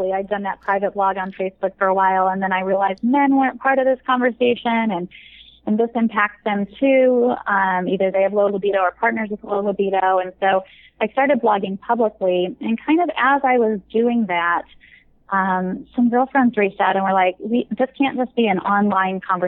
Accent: Midwest, United States; now in California, United States; I grew up in the Midwest, but I'm in California

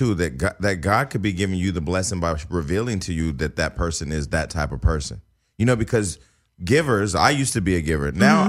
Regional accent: Stockton, California, United States; I came to the city from Stockton, California.

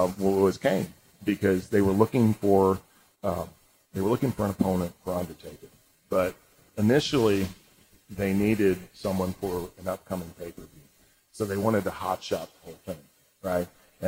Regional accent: Spain; born there; I took some Spanish courses in high school and college. I can't speak a lick of Spanish. It's awful. Yeah. I was born in Spain.

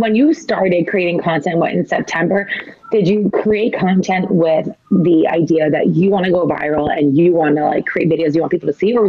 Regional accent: New Jersey, United States; growing up in New Jersey

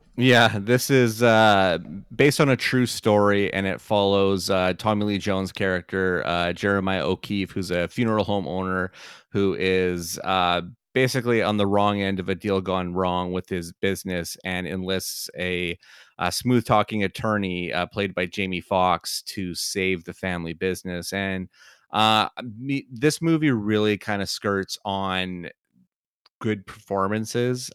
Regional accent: Canada; so ingrained as a Canadian kid of a certain age

